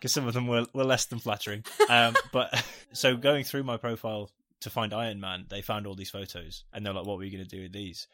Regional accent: United Kingdom; we're British

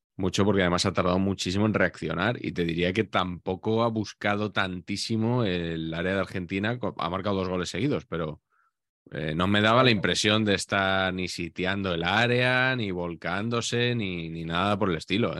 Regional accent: Spain; porque somos españoles

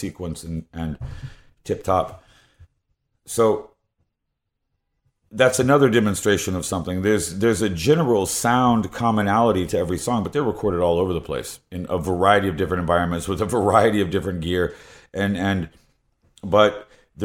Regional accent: South Carolina, United States; I'm from South Carolina

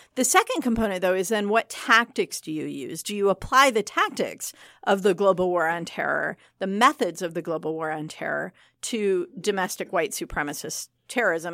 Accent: Michigan, United States; I am from Michigan

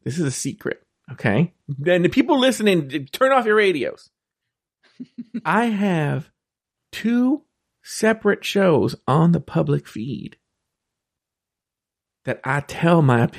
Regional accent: Southern California, United States; I'm from the South, Southern California.

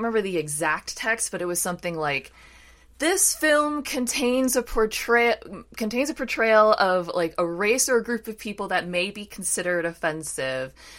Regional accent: Washington, District of Columbia, United States; I live near the Capitol, you know, those riots happen in my hometown

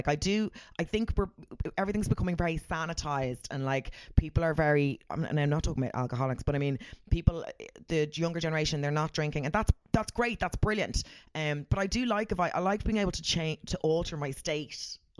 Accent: Ireland; I'm very Irish.

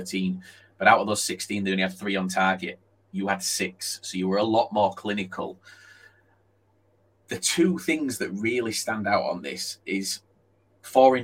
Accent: Yorkshire and the Humber, United Kingdom; I'm from Yorkshire

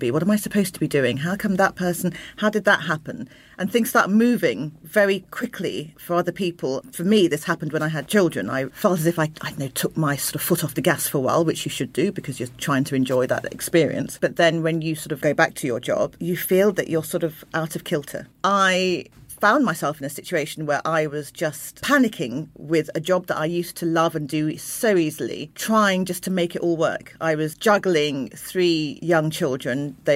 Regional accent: Croydon, London, United Kingdom; born there; I was born in Croydon, which is very multicultural, but we moved out and then further out and further out.

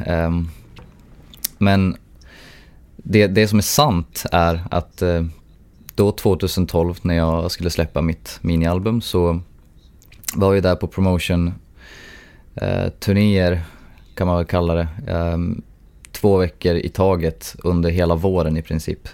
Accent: Sundsvall, Västernorrland County, Sweden; moved away as an adult; now in Tokyo, Japan; min hemstad där jag är, jag är en av Sundsvalls ambassadörer

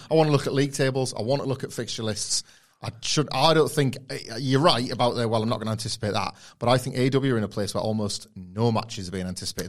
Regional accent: United Kingdom; we're Brits

